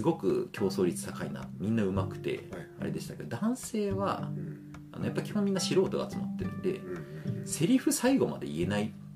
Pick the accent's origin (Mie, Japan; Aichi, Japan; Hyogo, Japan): Aichi, Japan; Nisshin; 僕は愛知県のしがないちっちゃい日清市っていうところで生まれ育ってる